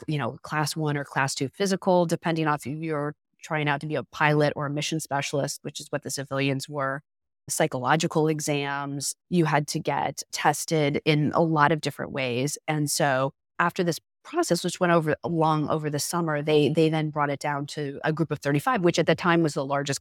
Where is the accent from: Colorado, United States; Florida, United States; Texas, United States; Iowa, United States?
Florida, United States; I grew up in South Florida and not that far from the Cape.